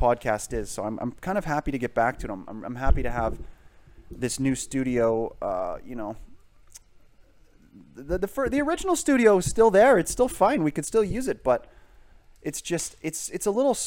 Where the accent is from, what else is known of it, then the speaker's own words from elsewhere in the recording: United Kingdom; now in Canada; I am British